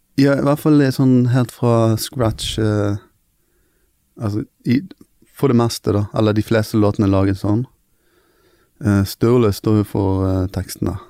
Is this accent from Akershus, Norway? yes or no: no; Bergen, Vestland, Norway; vi er fra Fjorden